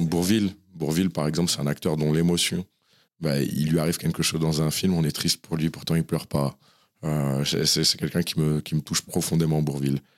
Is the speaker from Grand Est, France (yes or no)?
no; Saint-Cyr-l'École, Île-de-France, France; also born or lived in Sèvres; J'ai grandi de manière générale dans le 78 et plus particulièrement à un moment à Saint-Cyr-l'École